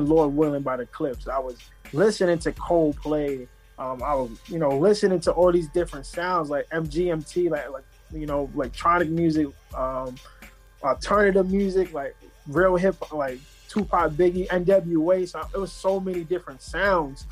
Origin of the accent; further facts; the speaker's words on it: New York City, New York, United States; I'm from Southside Jamaica, Queens